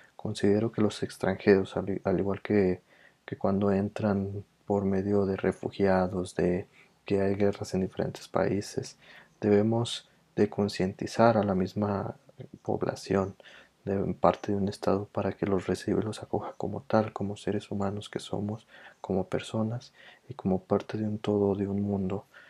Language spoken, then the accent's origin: Spanish; Mexico; nuestra calidez como mexicanos